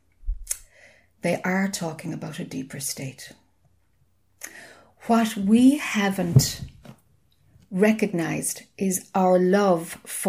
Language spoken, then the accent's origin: English; Ireland; I'm Irish, you know, and we talk a lot.